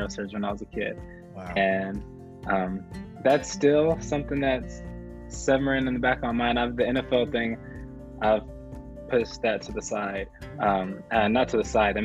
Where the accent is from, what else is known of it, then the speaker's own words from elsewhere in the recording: San Diego, California, United States; growing up in San Diego, going to the high school that I attended, San Augustine High School